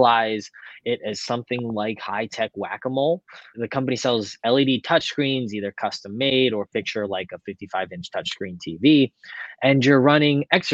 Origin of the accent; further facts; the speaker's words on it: Lancaster, Pennsylvania, United States; my hometown of Lancaster, Pennsylvania